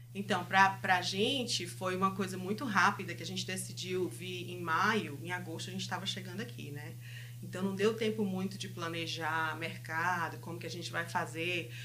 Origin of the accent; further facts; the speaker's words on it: Fortaleza, Ceará, Brazil; moved away as an adult; now in Winkler, Canada; a gente veio lá de Fortaleza, vai fazer agora em agosto cinco anos que a gente mora no Canadá